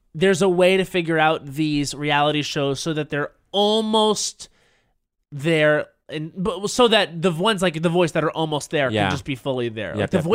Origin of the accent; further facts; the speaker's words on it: United States; But I want to have a voice because I'm American as well.